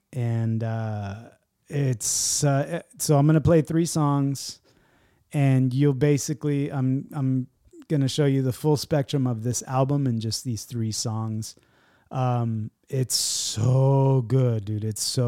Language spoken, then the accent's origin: English; San Diego, California, United States; I'm from San Diego.